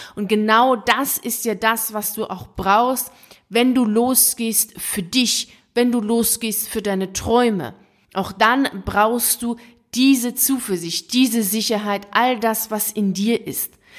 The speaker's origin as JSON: {"language": "German", "country": "Iran", "tie": "born or raised there", "also_born_or_lived": "Italy", "moved": "yes", "said": "komme ich ja aus dem Iran, also ich bin Iran auf die Welt gekommen"}